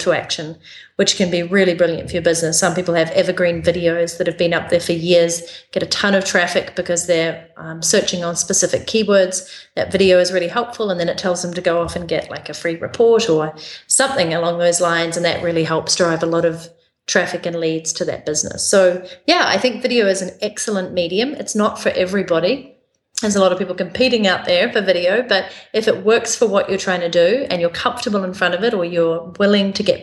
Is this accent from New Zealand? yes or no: yes; New Zealand; accent: New Zealand; my accent from New Zealand.